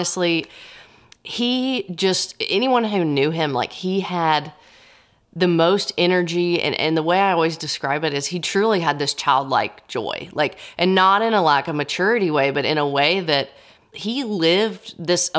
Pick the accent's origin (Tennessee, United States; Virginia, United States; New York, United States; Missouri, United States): Tennessee, United States; Nashville; I am a Nashville native